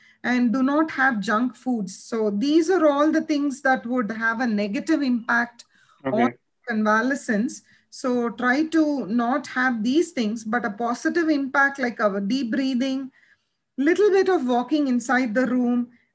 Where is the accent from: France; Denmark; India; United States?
India; we are all from Indian culture.